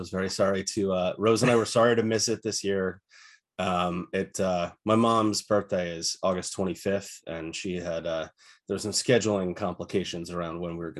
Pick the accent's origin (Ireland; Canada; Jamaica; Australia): Ireland; well, you know, I'm Irish, I can call anybody Big Mick if I want to.